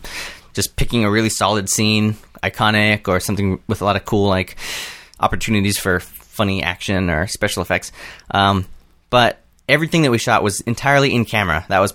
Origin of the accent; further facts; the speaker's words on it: Southern California, United States; Southern California, kind of all around.